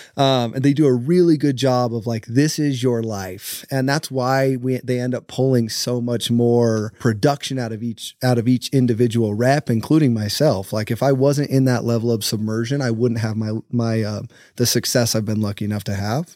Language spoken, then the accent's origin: English; St. George, Utah, United States; I born and raised in St. George, Utah